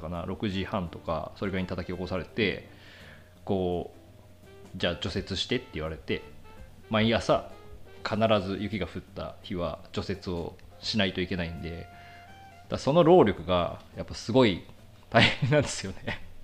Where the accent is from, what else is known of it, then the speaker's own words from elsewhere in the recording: Yuzawa, Niigata, Japan; moved away as an adult; also born or lived in Hokkaido; 僕はその越後湯沢で生まれ育って